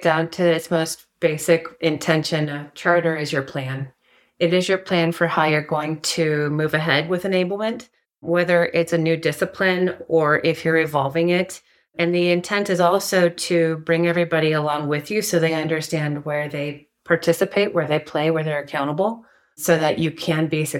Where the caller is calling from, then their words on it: Trinidad, Colorado, United States; I am dialing in from Southern Colorado. If you've ever heard of Trinidad, Colorado, it is about 20 miles north of the New Mexico border.